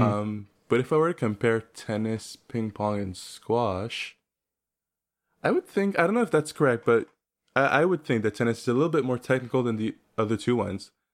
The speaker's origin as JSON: {"language": "English", "area": "South Shore", "region": "Quebec", "country": "Canada", "tie": "born or raised there", "said": "I grew up in Quebec on the South Shore."}